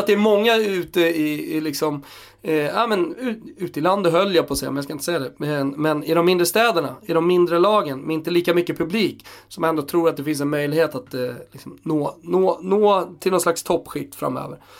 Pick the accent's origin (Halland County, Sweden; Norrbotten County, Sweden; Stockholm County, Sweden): Stockholm County, Sweden; Stockholm; både du och jag är från Stockholm